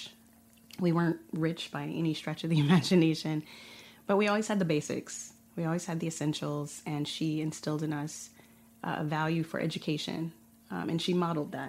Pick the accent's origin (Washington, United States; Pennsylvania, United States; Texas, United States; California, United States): California, United States; Inglewood; moved away as an adult; now in Barcelona, Spain; I grew up in Inglewood, which is an incorporated city